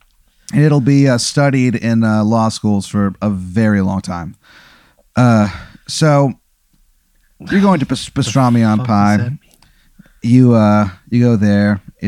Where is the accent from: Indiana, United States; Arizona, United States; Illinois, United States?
Illinois, United States; Dupo; I'm a comedian. I'm from Dupo, Illinois.